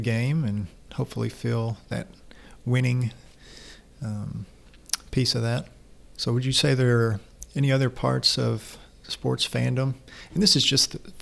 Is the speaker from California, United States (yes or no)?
no; Kentucky, United States; I am a good old homebred Kentucky basketball fan